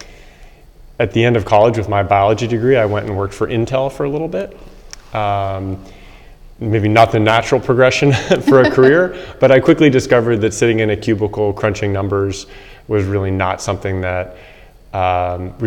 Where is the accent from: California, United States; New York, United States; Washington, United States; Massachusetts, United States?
California, United States; South Bay; I grew up in California in the South Bay, south of San Francisco.